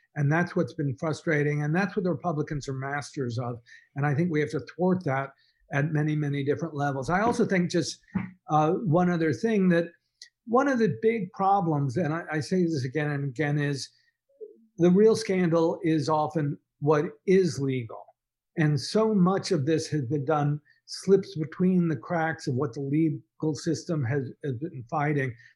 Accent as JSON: {"language": "English", "town": "Dallas", "region": "Texas", "country": "United States", "tie": "born or raised there", "said": "I grew up in Dallas"}